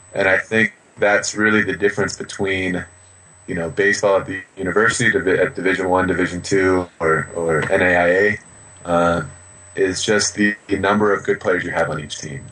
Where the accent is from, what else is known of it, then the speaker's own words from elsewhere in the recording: United States; I'm from America